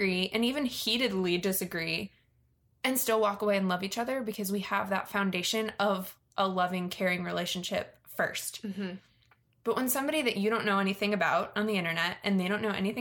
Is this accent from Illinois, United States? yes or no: no; Virginia, United States; I grew up in Virginia, which is very near DC